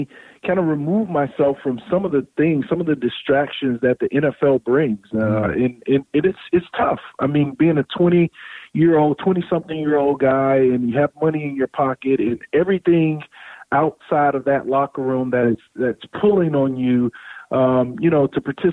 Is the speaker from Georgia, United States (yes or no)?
no; South Florida, United States; I grew up in South Florida